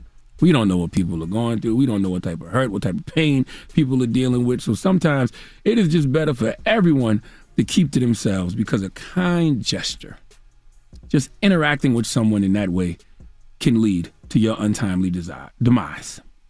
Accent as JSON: {"language": "English", "town": "Moncks Corner", "region": "South Carolina", "country": "United States", "said": "I'm from South Carolina, Monk's Corner, 843 all day."}